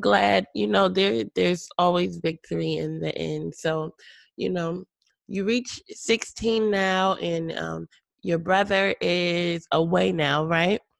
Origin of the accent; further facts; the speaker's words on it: Connecticut, United States; now in Texas, United States; I'm from Connecticut, she's from Connecticut, and I now live in Texas